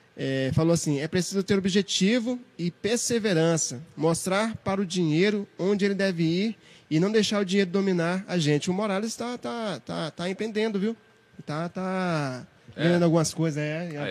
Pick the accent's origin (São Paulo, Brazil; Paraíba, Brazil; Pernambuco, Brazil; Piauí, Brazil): Piauí, Brazil; eu falo Toninha porque eu sou do Piauí